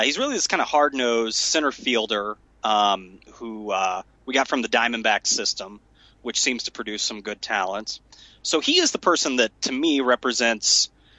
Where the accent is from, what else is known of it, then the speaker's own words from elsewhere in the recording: central Illinois, United States; growing up in a small town in central Illinois